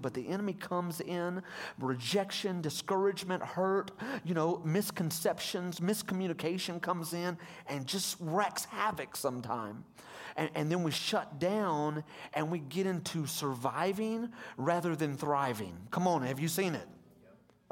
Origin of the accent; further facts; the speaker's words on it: Hot Springs, Arkansas, United States; I'm from Hot Springs, and I went to that church for 20 years